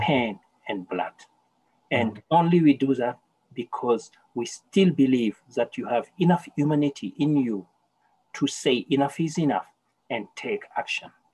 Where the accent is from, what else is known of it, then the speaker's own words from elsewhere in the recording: Senegal; now in Victoria, Canada; I was born in a small village in Senegal called Soringo, and I'm from a tribe called the Soninke.